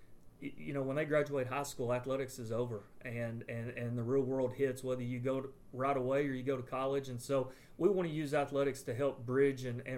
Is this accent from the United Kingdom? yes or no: no; Comanche, Texas, United States; moved away as an adult; also born or lived in Wellington, Texas / Falls City, Texas / Merkel, Texas / Stamford, Texas; now in Brady, United States; I'm originally from Commanche, Texas